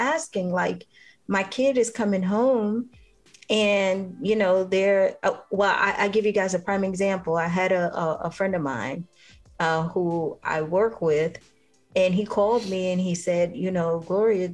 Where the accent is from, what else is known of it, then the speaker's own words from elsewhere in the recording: New York City, New York, United States; I grew up in the Bronx, in New York